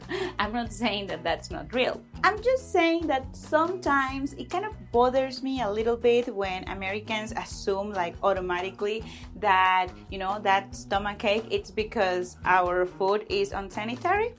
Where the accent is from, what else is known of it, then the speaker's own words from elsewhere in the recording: Cancún, Quintana Roo, Mexico; De México, de Cancún para ser exactos